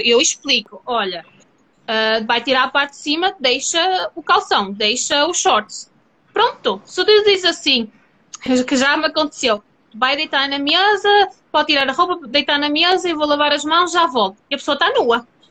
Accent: Portugal; eu sou portuguesa

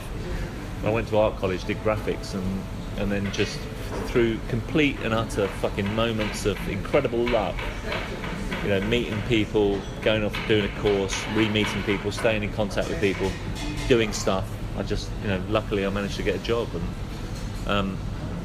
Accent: London, United Kingdom; I grew up in London. I was born in Paddington

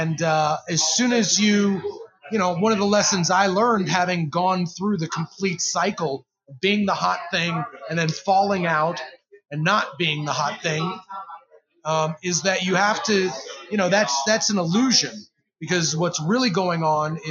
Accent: Chicago, Illinois, United States; now in Louisville, United States; I'm originally from Chicago

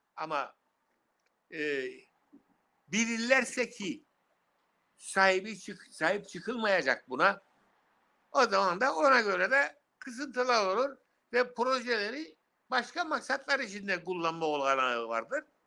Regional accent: Cyprus

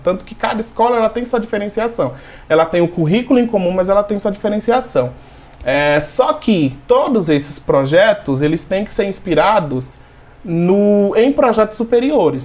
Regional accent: interior of Sergipe, Brazil; now in Jundiaí, Brazil; eu sou nordestino, nasci no interior de Sergipe

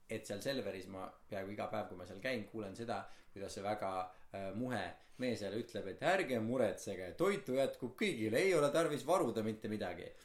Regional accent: Estonia; sest ma olen eestlane

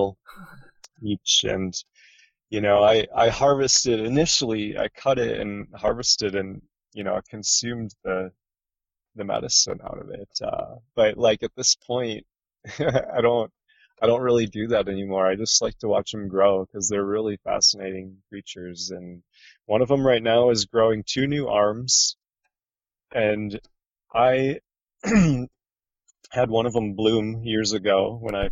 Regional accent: Midwest, United States; moved away; where I grew up in the Midwest, where it would get -30 Fahrenheit

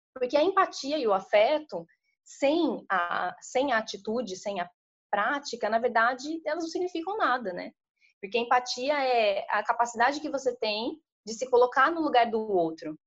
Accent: interior of São Paulo, Brazil; sou do interior de São Paulo

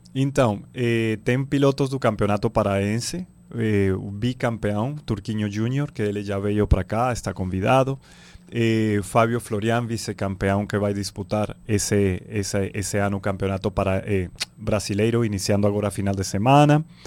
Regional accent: Venezuela; now in Belém, Brazil; Eu sou da Venezuela, tenho filho paraense, belenense

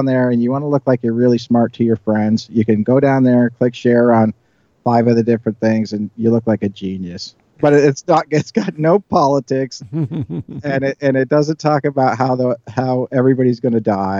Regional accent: Ireland; You know, as growing up in Ireland, you know, you always hear stories about leprechauns granting wishes

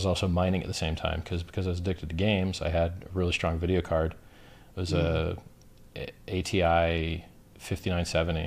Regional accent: Florida, United States; growing up in Florida

